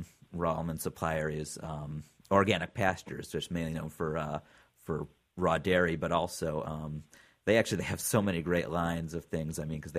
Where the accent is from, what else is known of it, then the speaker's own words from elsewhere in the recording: Cleveland, Ohio, United States; moved away; Growing up in Cleveland, I've loved these overstuffed sandwiches.